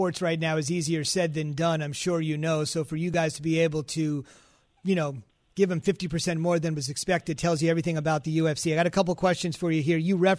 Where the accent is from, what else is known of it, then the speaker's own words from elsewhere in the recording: India; Oh, I love it. I'm Indian.